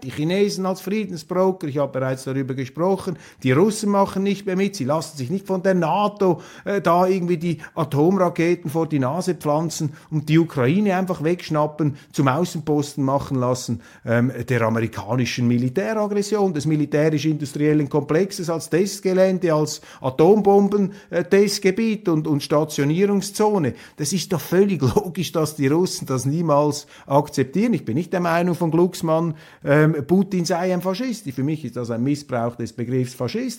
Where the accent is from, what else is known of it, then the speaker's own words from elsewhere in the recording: Switzerland; als Schweizer